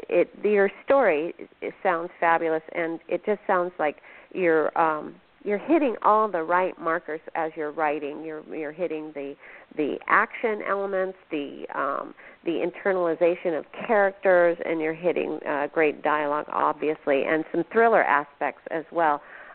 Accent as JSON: {"language": "English", "town": "Phoenix", "region": "Arizona", "country": "United States", "lives_now": "Washington, United States", "said": "I am a transplant from Phoenix, so haven't been schooled in the history of Washington State and the Pacific Northwest."}